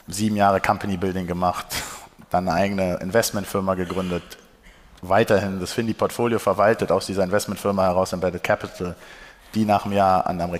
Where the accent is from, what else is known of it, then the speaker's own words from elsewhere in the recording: Berlin, Germany; born there; Also erstmal gebürtiger Berliner, ne? Ist auch mal wichtig.